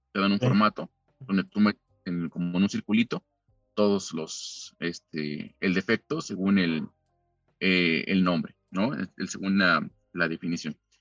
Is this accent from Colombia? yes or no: no; Mexico; yo soy mexicano